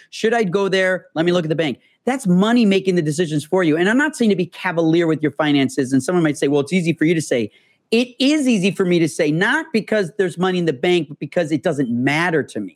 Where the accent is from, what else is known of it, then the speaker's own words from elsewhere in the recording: Illinois, United States; moved away as an adult; now in Los Angeles, United States; I'm from Illinois